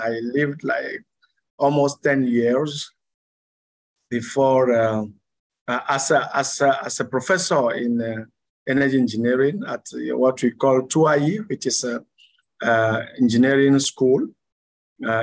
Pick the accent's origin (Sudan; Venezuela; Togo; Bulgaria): Togo; Lomé, Maritime; moved away as an adult; also born or lived in France / Canada; I was born in Lomé, Togo here, and I grown in Lomé. I studied in Lomé until my first university degree